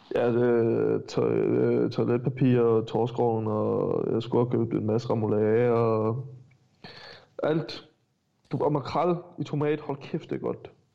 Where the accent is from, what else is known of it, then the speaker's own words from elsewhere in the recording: Stenstrup, Southern Denmark, Denmark; jeg er fra Stenstrup